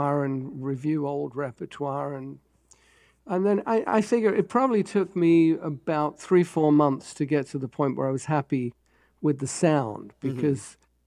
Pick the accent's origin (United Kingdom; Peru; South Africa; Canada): United Kingdom; London; moved away as an adult; also born or lived in New York, United States; now in Los Angeles, United States; I grew up in London